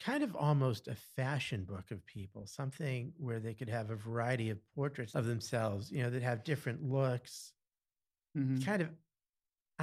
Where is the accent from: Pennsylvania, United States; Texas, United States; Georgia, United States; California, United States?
Pennsylvania, United States; Easton; also born or lived in Carbondale, Pennsylvania / Lock Haven, Pennsylvania; I'm pretty much from Easton. We've lived here since I was 7 years old